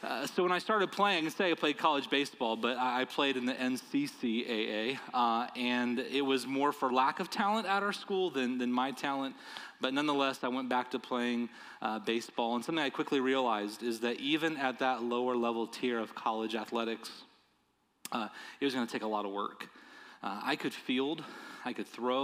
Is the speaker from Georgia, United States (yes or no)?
yes; Georgia, United States; also born or lived in Illinois; we moved from Illinois to Georgia